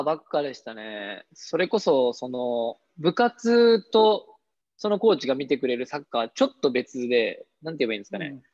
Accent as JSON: {"language": "Japanese", "town": "Meiwa", "region": "Mie", "country": "Japan", "tie": "born or raised there", "said": "僕その三重県出身なんですけど、はははいいい、僕のその生まれた地域がソフトボールが盛んだったんですよ"}